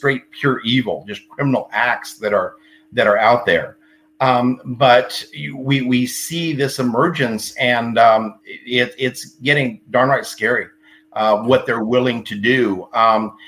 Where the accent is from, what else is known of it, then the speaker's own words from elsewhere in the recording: Texas, United States; being from Texas